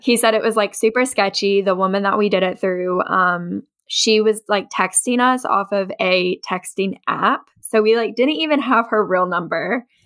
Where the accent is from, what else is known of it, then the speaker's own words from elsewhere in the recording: Ashland, Kentucky, United States; moved away as an adult; also born or lived in West Virginia; now in Lexington, United States; I was raised in Eastern Kentucky in a town called Ashland